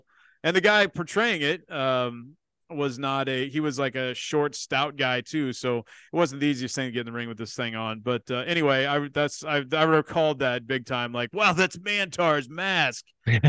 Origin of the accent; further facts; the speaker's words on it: Kansas City, United States; And because I'm from Kansas City and I went to WWF